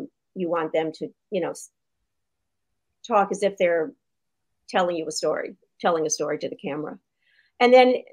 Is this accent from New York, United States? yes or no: yes; New York City, New York, United States; I grew up in New York City